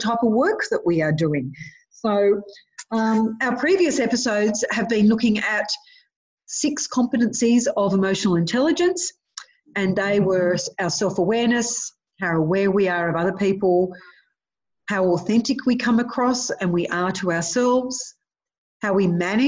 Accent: Cooma, New South Wales, Australia; I grew up in Cooma

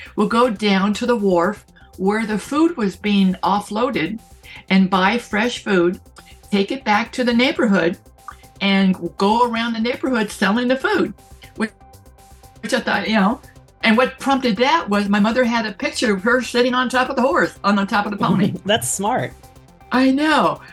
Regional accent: San Francisco, California, United States; I grew up in San Francisco

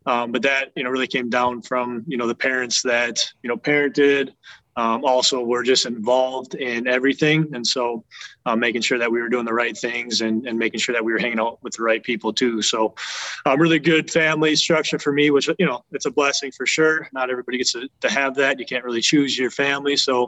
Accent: Wisconsin, United States; I don't know if it's every Wisconsin kid's dream, you know, growing up in Wisconsin, play for the Packers

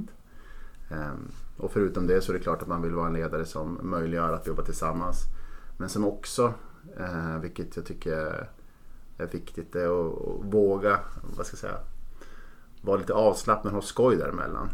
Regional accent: Norrland, between Umeå and Skellefteå, Västerbotten County, Sweden; född och uppvuxen i Norrland i ett litet samhälle mellan Umeå och Skellefteå

